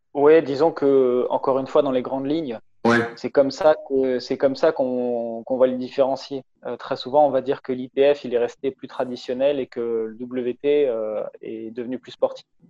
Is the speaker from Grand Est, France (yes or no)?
yes; Strasbourg, Grand Est, France; je, viens de Strasbourg, c'est euh, c'est à l'est de la France